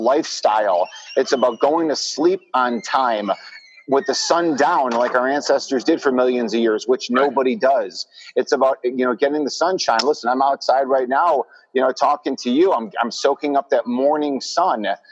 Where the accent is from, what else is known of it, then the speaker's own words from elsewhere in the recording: Chicago, Illinois, United States; my hometown of Chicago